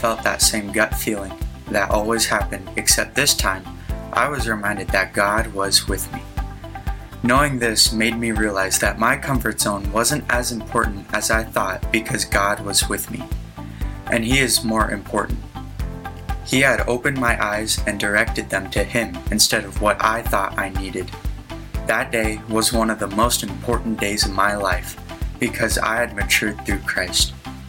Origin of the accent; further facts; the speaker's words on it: Orchard, United States; I am from Orchard